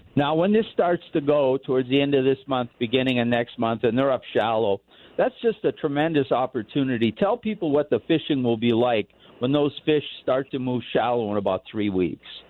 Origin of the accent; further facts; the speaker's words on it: Bob Dylan's hometown, Minnesota, United States; now in Colorado, United States; Very well known man from my hometown